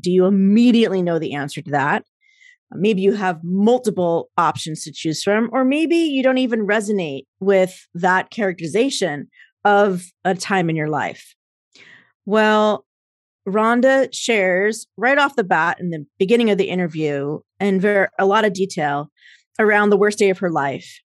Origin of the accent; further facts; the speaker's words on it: New Jersey, United States; moved away as an adult; also born or lived in Minnesota; I grew up in Jersey, so I know a little bit of snow